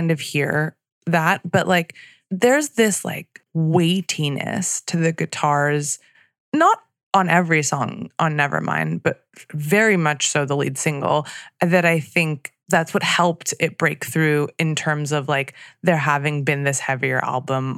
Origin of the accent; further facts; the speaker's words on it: Torrance, California, United States; my hometown of Torrance, California